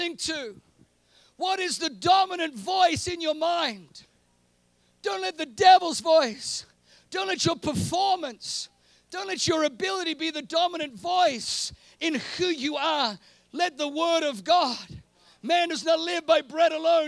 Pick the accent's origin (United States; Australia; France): Australia; moved away as an adult; also born or lived in Germany; now in New Zealand; I grew up in Australia